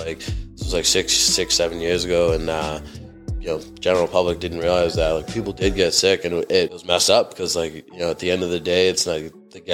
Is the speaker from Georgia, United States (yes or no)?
no; Chelsea, Massachusetts, United States; I grew up in Chelsea.